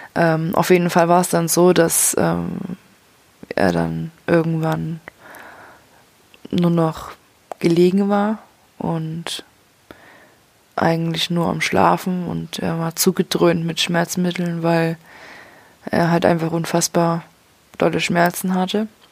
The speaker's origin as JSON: {"language": "German", "town": "Leipzig", "region": "Saxony", "country": "Germany", "tie": "born or raised there", "moved": "yes", "lives_now": "Würzburg, Germany", "said": "von Würzburg, wo ich jetzt aktuell wohne, nach Leipzig, wo ich aufgewachsen bin"}